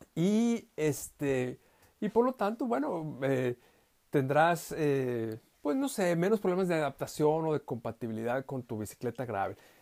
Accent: Saltillo, Coahuila, Mexico; moved away; mi ciudad de origen, eh, allá en Saltillo, México, en el norte

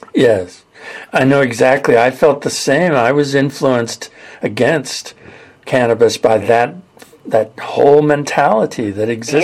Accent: California, United States; When I was a kid, I grew up in California

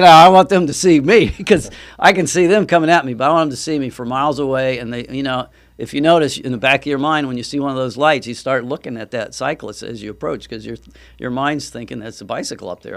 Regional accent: Treasure Coast, Florida, United States; I grew up on the Treasure Coast.

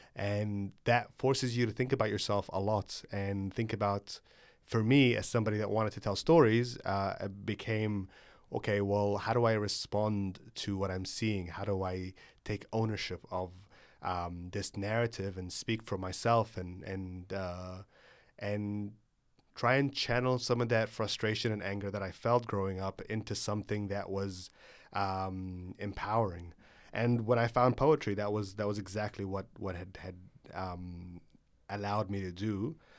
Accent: Egypt; when you're growing up in Egypt

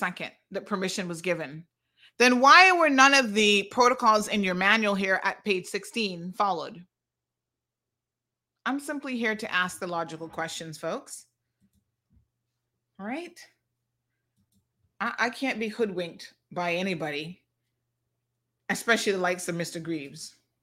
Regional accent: Cayman Islands; we have a saying in the Cayman Islands

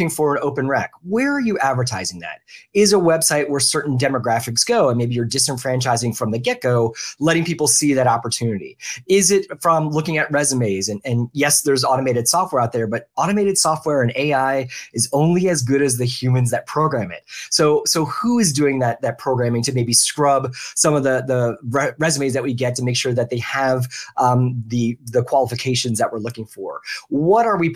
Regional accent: Philadelphia, Pennsylvania, United States; now in Orlando, United States; I grew up in the Philadelphia area.

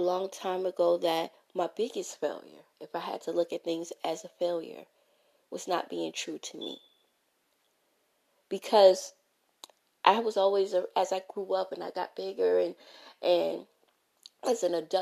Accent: New York City, New York, United States; growing up in Brooklyn, New York at 561 Gates Avenue, apartment 4

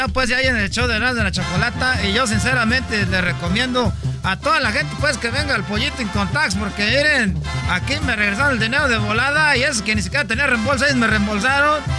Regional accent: Michoacán, Mexico; Yo soy pues de Michoacán, son 100 mentirosos, pero les voy a decir

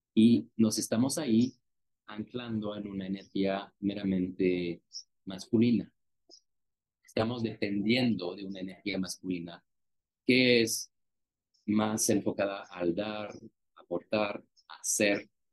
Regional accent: France; now in Mexico; Yo, yo nací en Francia

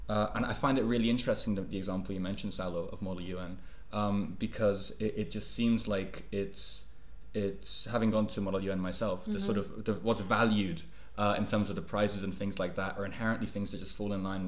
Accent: Mexico; moved away; also born or lived in United Kingdom; my childhood growing up in Mexico. I was relatively fortunate in the sense that in my family it was not necessarily prevalent. My mother, who's Mexican

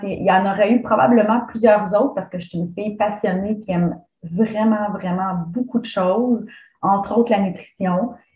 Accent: Mauricie, Quebec, Canada; also born or lived in Lanaudière; dans ma région en Mauricie. Et puis, j'ai quitté la Mauricie pendant plusieurs années

